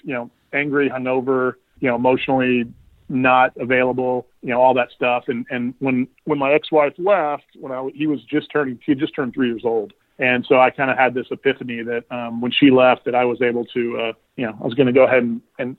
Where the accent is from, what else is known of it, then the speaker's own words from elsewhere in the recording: Houston, Texas, United States; now in Waco, United States; I grew up in Houston, spent the majority of my life there, but moved to Waco about 6 months ago for an opportunity